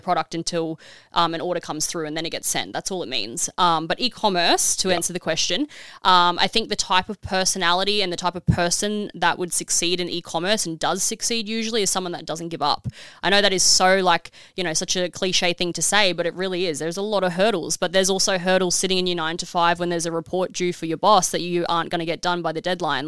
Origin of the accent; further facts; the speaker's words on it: Australia; being an Aussie